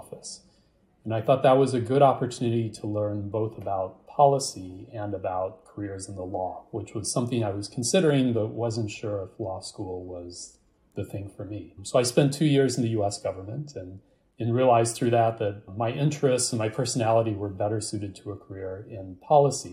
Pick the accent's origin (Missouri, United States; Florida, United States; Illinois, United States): Missouri, United States; St. Louis; moved away as an adult; also born or lived in East Coast; I grew up in the United States, in St. Louis, Missouri, in the middle of the country, and moved to the East Coast to attend university